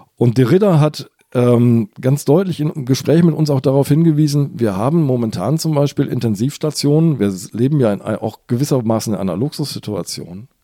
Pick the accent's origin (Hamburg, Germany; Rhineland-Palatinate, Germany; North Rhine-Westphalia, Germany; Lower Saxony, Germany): Hamburg, Germany; ich bin ja Hamburger